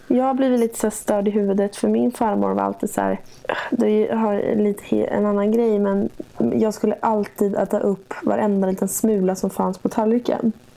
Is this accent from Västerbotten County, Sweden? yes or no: no; Gnesta, Södermanland, Sweden; also born or lived in Stockholm / Gothenburg; jag har aldrig någonsin känt mig hemma i Gnesta